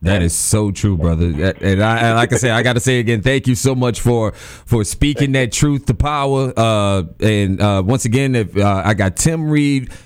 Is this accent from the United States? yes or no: yes; New Orleans, Louisiana, United States; as a kid growing up, I grew up in New Orleans